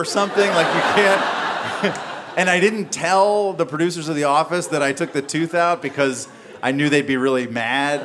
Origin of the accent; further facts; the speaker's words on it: the South, United States; I grew up in the South.